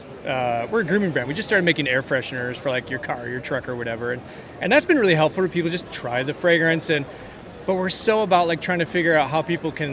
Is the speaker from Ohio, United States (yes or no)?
no; Austin, Texas, United States; I'm from Austin